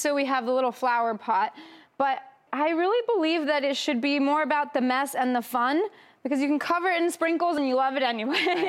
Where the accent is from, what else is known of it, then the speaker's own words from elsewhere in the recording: Mexico; moved away; I grew up in Mexico